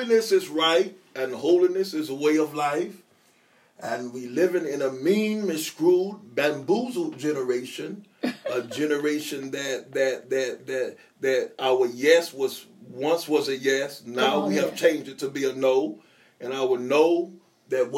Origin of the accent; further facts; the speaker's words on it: Houston, Texas, United States; moved away; Houston, Texas is my hometown.